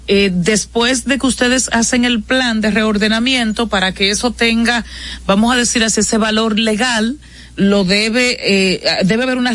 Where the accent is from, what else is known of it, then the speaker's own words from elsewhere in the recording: San Francisco de Macorís, Duarte, Dominican Republic; en San Francisco de Macorís, mi pueblo hermoso, precioso, lo mejor de que tiene República Dominicana.